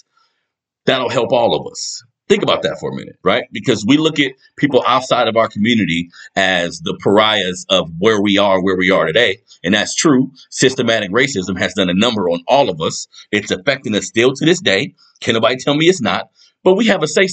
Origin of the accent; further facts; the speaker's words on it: United States; We are American